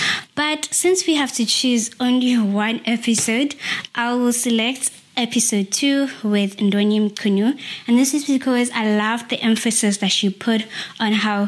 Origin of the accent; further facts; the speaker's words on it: Eastern Cape, South Africa; I am from the Eastern Cape, South Africa.